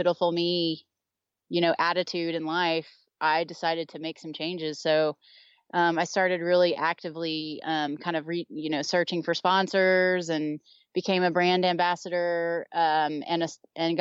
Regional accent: Texas, United States; now in Eden, Utah, United States; I'm originally from Texas

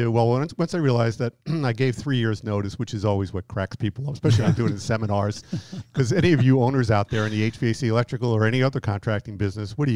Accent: New York, United States; moved away; i have been out here 18 years, and I've been told that my accent has really you know, decreased. People rarely know that I'm from New York.

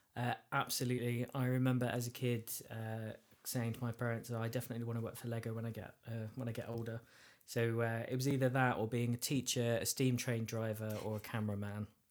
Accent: Essex, East of England, United Kingdom; I'm from Essex

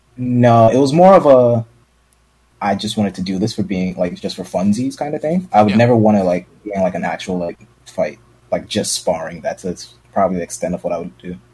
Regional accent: New York City, New York, United States; I'm from Brooklyn

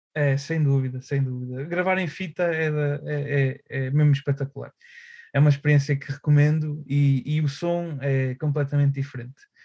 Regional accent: Aveiro, Centro, Portugal; moved away as an adult; also born or lived in Porto; acabei por mudar para Aveiro, uh, o sítio onde eu cresci, pronto, voltei

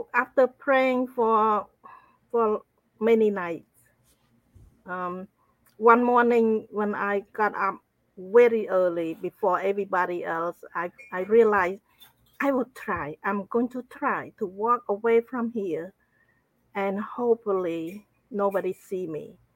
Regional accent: Cambodia; I grew up in Cambodia

